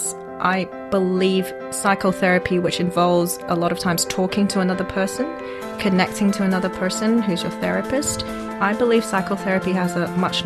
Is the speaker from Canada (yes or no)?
no; Hong Kong; I'm from Hong Kong, and I'm a social entrepreneur